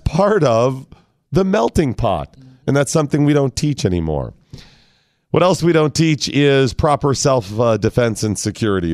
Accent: Northeastern Ohio, United States; moved away; white guy growing up in Northeastern Ohio, Christian, rural family

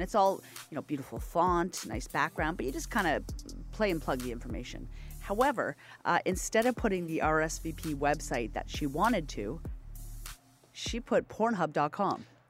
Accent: Nova Scotia, Canada; moved away; I'm from Nova Scotia and I'm very proud of my home province.

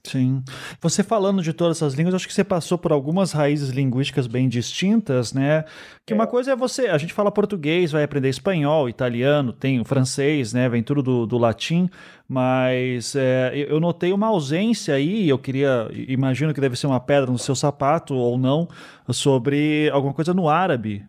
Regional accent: Curitiba, Paraná, Brazil; also born or lived in Recife; Eu nasci em Recife, mas fui criado em Curitiba

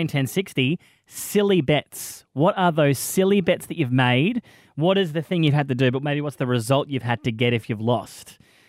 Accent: New South Wales, Australia; now in Perth, Australia; I'm from New South Wales, mad New South Wales fan.

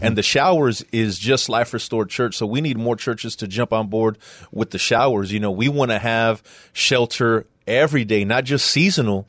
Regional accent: San Antonio, Texas, United States; I'm from San Antonio, uh, west side of San Antonio

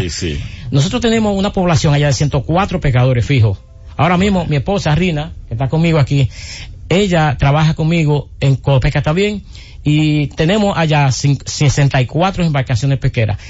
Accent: Cabrera, María Trinidad Sánchez, Dominican Republic; en mi pueblo de Cabrera o en la región nordeste

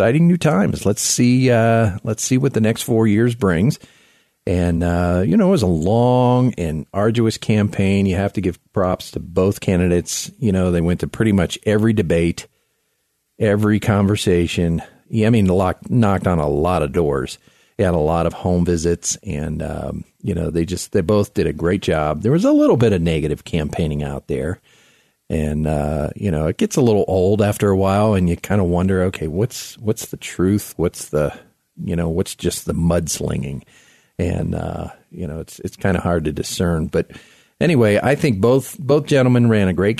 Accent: South Florida, United States; now in Colorado Springs, United States; I grew up in South Florida

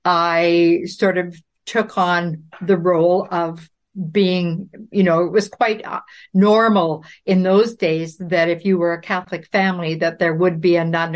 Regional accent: Claresholm, Alberta, Canada; born there; But I was born in Claire's Home, Alberta, because my dad was a flight instructor in the Air Force at that time.

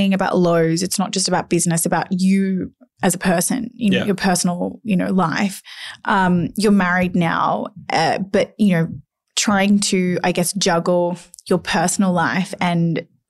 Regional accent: Cobram, Victoria, Australia; I grew up in Cobram.

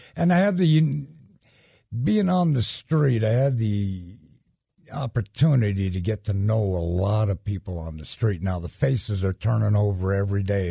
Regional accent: Denver, Colorado, United States; I grew up in Denver

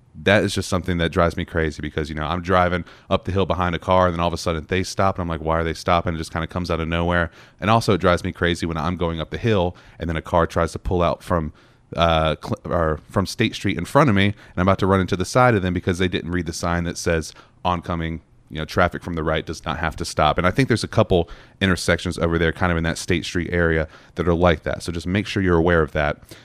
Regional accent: North Carolina, United States; now in Knoxville, United States; I come from North Carolina, I did, you know, driving school there

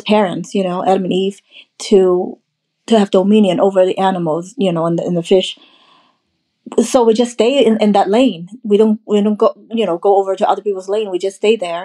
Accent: Hong Kong; moved away as an adult; now in United States; when I was growing up in Hong Kong, I was majority.

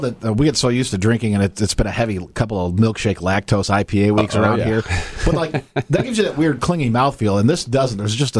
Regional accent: Hickory Corners, Michigan, United States; I grew up on the property that Hophead Fields is on.

